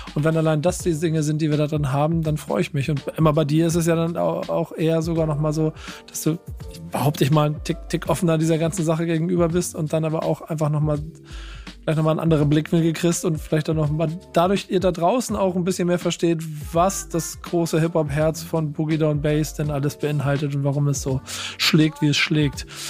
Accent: Hamburg, Germany; ich als Hamburger

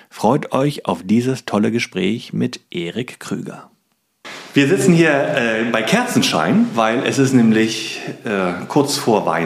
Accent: Stralsund, Mecklenburg-Vorpommern, Germany; born there; Nee, ähm, ich komme gebürtig eigentlich aus Stralsund.

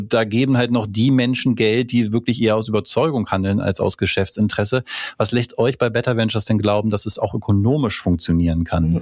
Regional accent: Germany; wir kommen als äh, Deutsche

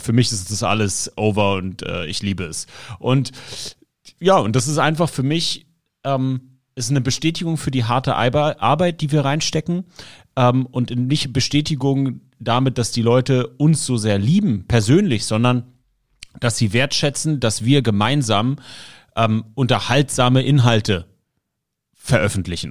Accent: Berlin, Germany; als Berliner

